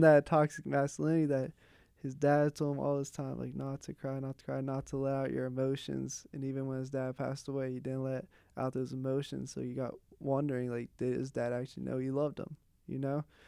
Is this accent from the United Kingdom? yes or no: no; Pittsburgh, Pennsylvania, United States; I grew up in Pittsburgh